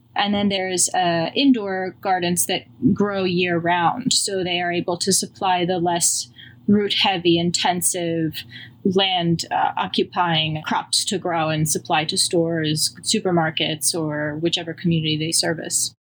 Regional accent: Long Island, New York, United States; now in Queens, New York, United States; I grew up in Long Island where there was, you know, obviously not the city

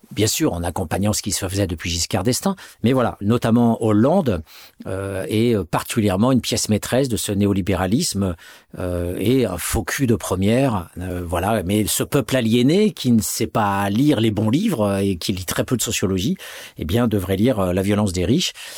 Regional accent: France; en tant que Français, entre guillemets, né de parents français en France

